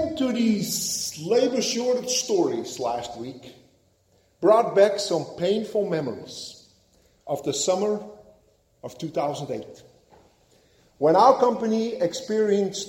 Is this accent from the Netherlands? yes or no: yes; Netherlands; moved away; helping out my father on the farm while growing up in Holland